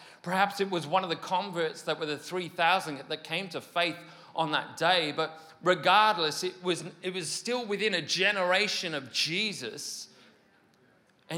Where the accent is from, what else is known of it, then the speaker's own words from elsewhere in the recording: Mid Wales, United Kingdom; moved away; my hometown in Mid Wales